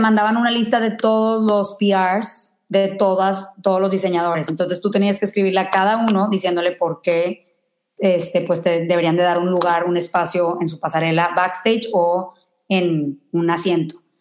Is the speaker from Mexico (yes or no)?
yes; Mexico; now in New York, United States; soy de México